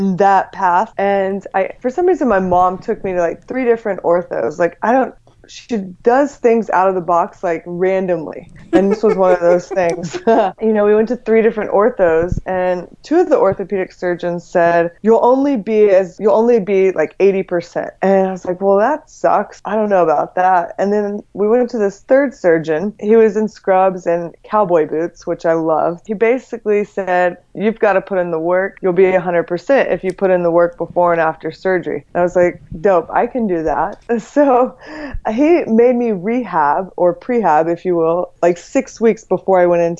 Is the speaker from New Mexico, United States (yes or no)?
no; Texas, United States; moved away as an adult; now in California, United States; I grew up in Texas